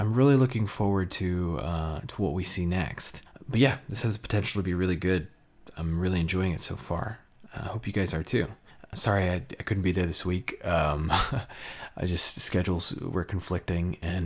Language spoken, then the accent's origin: English; United States; I'm an American